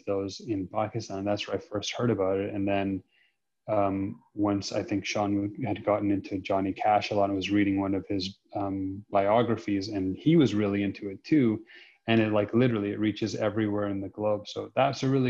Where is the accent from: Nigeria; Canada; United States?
Canada; Saskatoon, Saskatchewan; I'm from Saskatoon